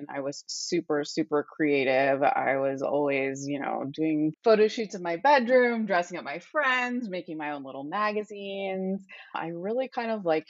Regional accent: San Francisco, California, United States; now in New York, United States; growing up in the Bay Area.

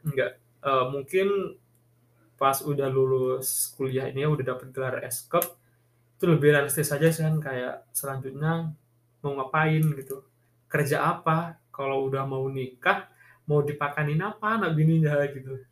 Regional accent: Bangkalan, East Java, Indonesia

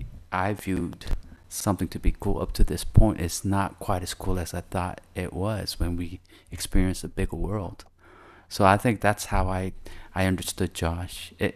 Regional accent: Davao, Davao Region, Philippines; yeah, we're all Davao. We're from Davao.

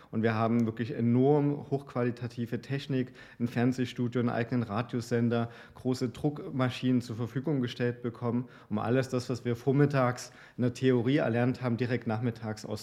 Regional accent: East Germany, Germany; Ich bin in Oste Ostdeutschland groß geworden und hatte eine sehr bescheidene und schüchterne ähm, ähm, Erziehung.

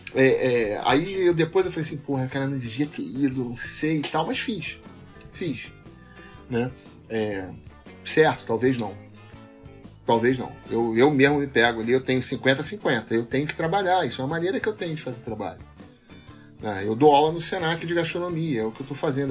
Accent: Rio de Janeiro, Brazil; Eu sou carioca, adoro minha cidade, adoro meu povo, tenho um tremendo orgulho de ser carioca

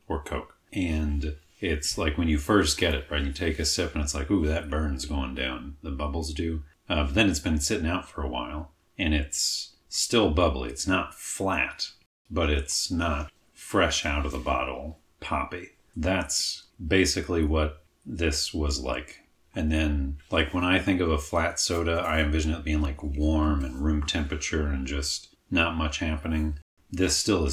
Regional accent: Ohio, United States; I've lived in Ohio my whole life

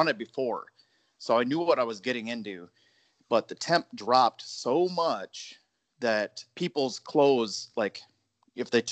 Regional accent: northern Minnesota, United States; I grew up in Minnesota, northern Minnesota.

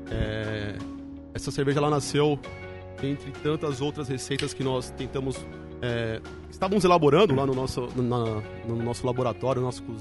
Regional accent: São Paulo, Brazil; Silvia, né, na Zona Leste. É um bairro que fica situado é, na regional

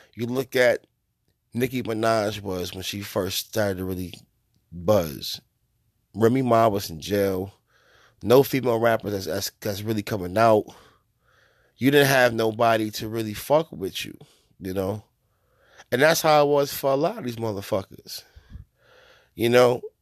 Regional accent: New York, United States; as a New Yorker

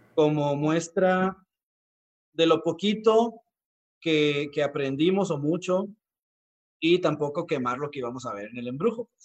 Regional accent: Mexico; valoramos más nuestra cultura como mexicanos

